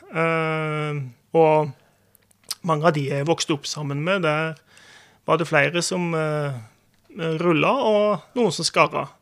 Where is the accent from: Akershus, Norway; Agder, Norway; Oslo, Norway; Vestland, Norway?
Agder, Norway; Og jeg har liksom alltid tenkt på meg sjøl som sørlending, ja. Det har jeg.